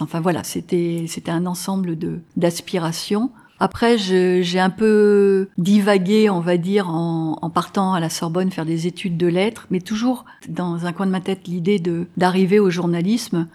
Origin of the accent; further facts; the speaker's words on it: Grenoble, Auvergne-Rhône-Alpes, France; moved away as an adult; also born or lived in Paris, France / United States; Je suis de Grenoble